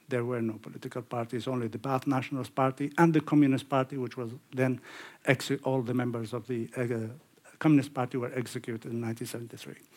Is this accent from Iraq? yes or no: yes; Iraq; moved away; I grew up in Iraq